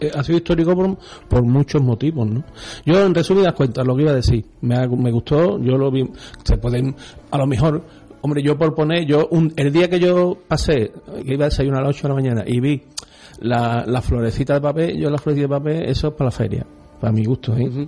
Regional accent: Utrera, Andalusia, Spain; yo toda mi vida he vivido digamos, entre comillas, en la parroquia de Santa María

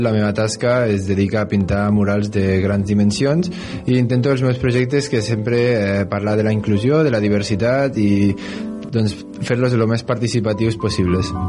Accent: Bellmunt del Priorat, Catalonia, Spain; sóc de Veïmunt del Priorat

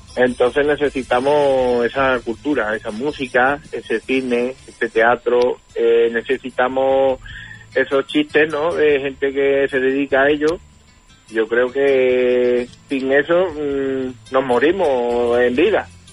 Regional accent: Morón de la Frontera, Andalusia, Spain; Allí en Morón tenemos varios artistas

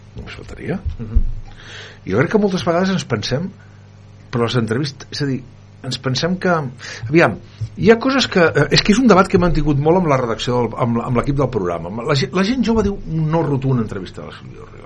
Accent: Barcelona, Catalonia, Spain; soc català nascut a Barcelona

